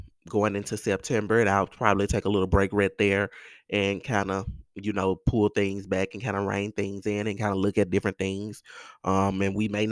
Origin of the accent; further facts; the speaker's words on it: Mississippi Delta, United States; in the Mississippi Delta, in the South, who grew up like me